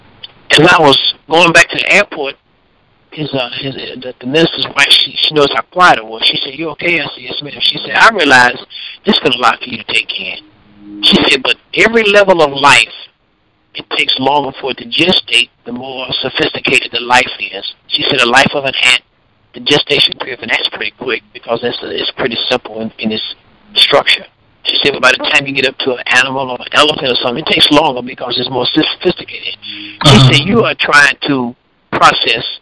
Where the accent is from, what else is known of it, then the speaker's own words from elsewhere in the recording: Paris, Tennessee, United States; the congregation began to grow in Paris, in my hometown